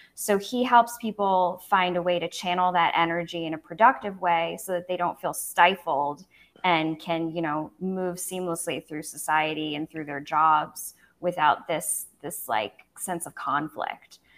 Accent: United States; now in Belize; as an American

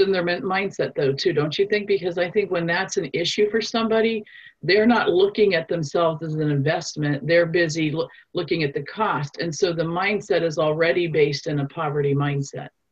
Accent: Nuremberg, Bavaria, Germany; now in United States; I'm actually from Nuremberg, Germany. So you know, we Germans we have a strong work ethic

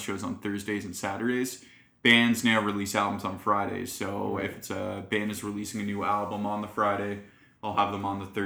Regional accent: Alliston, Ontario, Canada; also born or lived in St. Catharines; I grew up in Alliston, which is about like an hour north of here

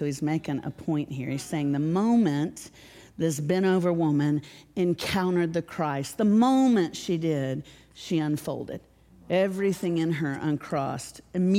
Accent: Nashville, Tennessee, United States; I'm from Nashville.

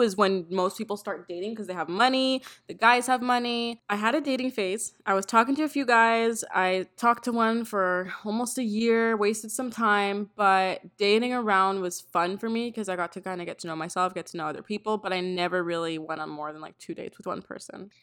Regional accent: Toronto, Ontario, Canada; I'm from Toronto as well.

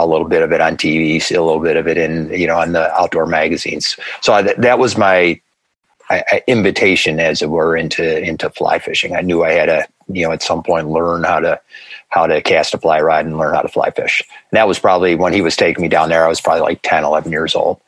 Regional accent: Grand Island, New York, United States; Lived there all my life. So I started on Alt Boulevard.

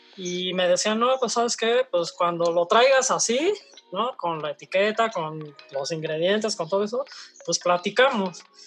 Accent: Mexico; como productores mexicanos

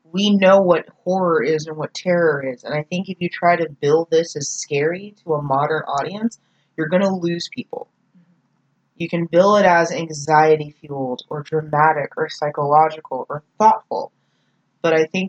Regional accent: North Texas, United States; I'm from North Texas

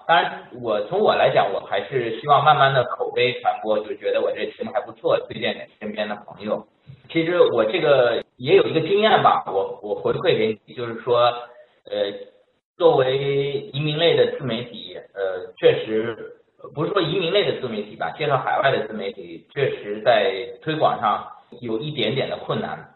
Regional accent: Shanghai, China; moved away as an adult; now in Montreal, Canada; 我来自上海

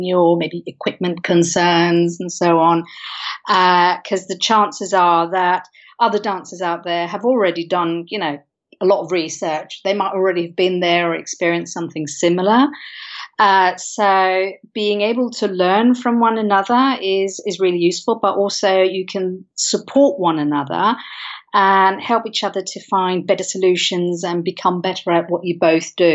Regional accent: Denmark; moved away as an adult; also born or lived in London, United Kingdom; now in United Kingdom; So I'm originally from Denmark. I've been living in the UK for the past 15 years or so.

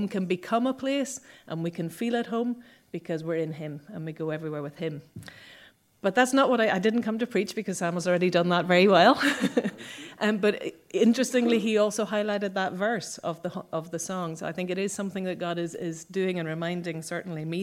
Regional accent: Northern Ireland, United Kingdom; moved away; also born or lived in Mexico; I'm from Northern Ireland.

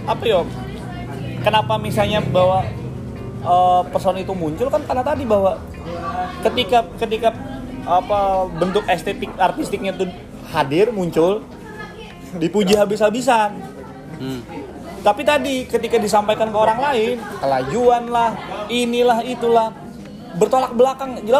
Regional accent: South Kalimantan, Indonesia; Kita ini kan orang Banjar ini kan selalu identiknya kan kayak itulah Banjar gitu

